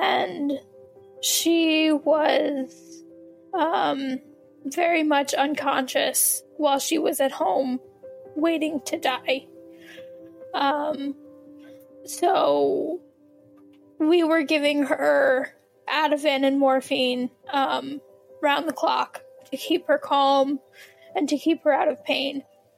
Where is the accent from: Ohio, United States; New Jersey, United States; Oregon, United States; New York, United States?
New Jersey, United States; I'm 30 years old, born and bred in Jersey.